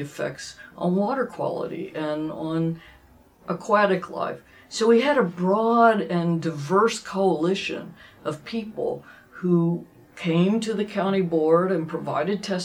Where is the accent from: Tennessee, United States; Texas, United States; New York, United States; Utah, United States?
Texas, United States; Dallas; who I grew up with in Dallas